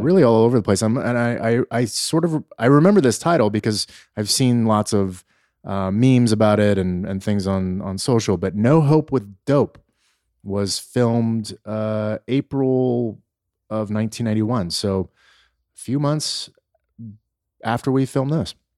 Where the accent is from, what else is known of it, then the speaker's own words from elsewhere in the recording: Los Angeles, California, United States; growing up in Los Angeles